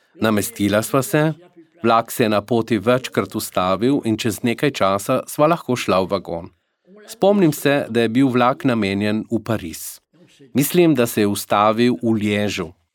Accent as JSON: {"language": "Slovenian", "town": "Sarrebourg", "region": "Grand Est", "country": "France", "also_born_or_lived": "Alsace", "said": "francos iz Mozele, moji starši živijo v Sarburgu"}